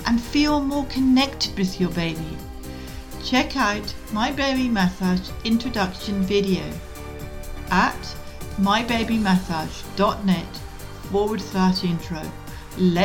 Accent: Scotland, United Kingdom; now in Tasmania, Australia; I was brought up in Scotland

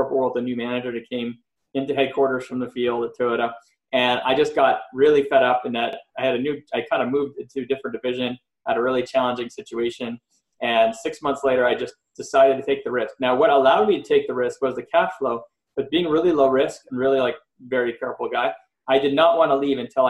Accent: Montreal, Quebec, Canada; now in Los Angeles, United States; I'm originally from Montreal, Canada, and I grew up with all different friends

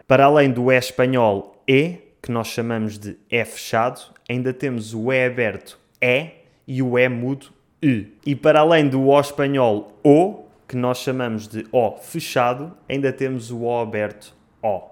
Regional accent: Portugal; eu sou português

